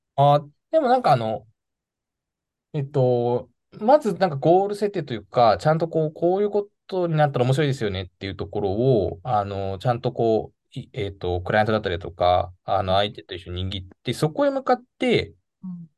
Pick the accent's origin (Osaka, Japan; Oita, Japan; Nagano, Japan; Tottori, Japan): Nagano, Japan; moved away as an adult; also born or lived in Tokyo; 出身は長野市が出身です